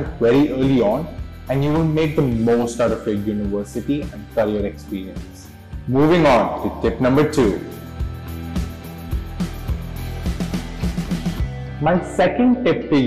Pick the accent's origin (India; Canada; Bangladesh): India; Mumbai, Maharashtra; moved away as an adult; also born or lived in Los Angeles / Hong Kong / Milan; I am born and raised in Mumbai